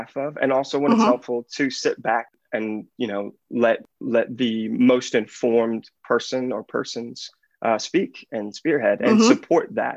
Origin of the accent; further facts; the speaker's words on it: Lafayette, Louisiana, United States; I'm from Lafayette, Louisiana